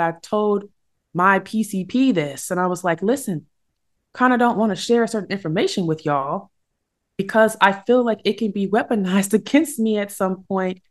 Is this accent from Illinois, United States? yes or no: yes; Illinois, United States; my home state, Illinois